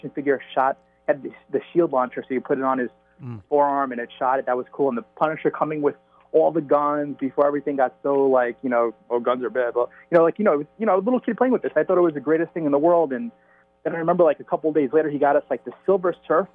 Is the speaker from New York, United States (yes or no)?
yes; New York City, New York, United States; I grew up in Staten Island, New York